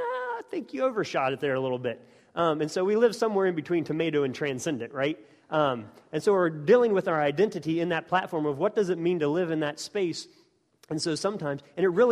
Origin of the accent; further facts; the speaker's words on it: West Virginia, United States; moved away as an adult; also born or lived in Oxford, United Kingdom; growing up in West Virginia and then being in Oxford